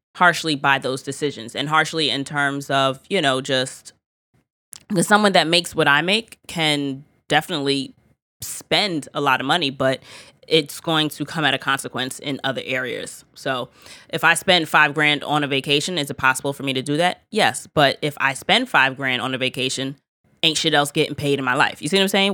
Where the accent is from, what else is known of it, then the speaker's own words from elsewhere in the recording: United States; as an American